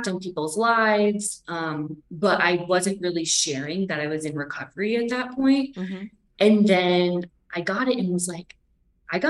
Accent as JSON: {"language": "English", "town": "Stonington", "region": "Connecticut", "country": "United States", "tie": "born or raised there", "moved": "yes", "said": "I grew up in Stonington, Connecticut. Mystic"}